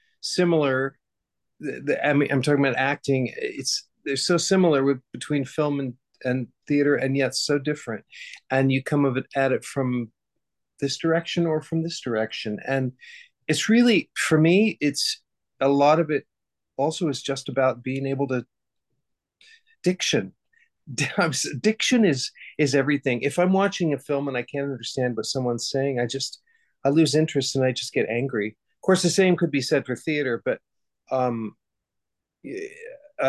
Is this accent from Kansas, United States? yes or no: yes; Hutchinson, Kansas, United States; I grew up in Hutchinson, Kansas, in the middle of Kansas.